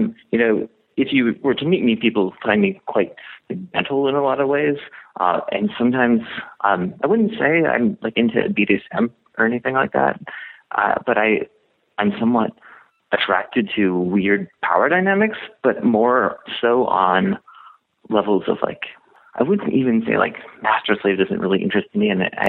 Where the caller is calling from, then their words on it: Western Canada, Canada; I'm calling from Western Canada in a rural location, just kind of out in the country. I'm 28 years old, and I'm straight, and I'm single.